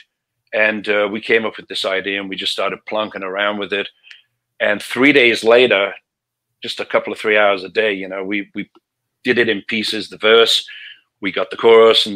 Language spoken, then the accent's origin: English; Liverpool, North West England, United Kingdom; moved away; I was a rocker from Liverpool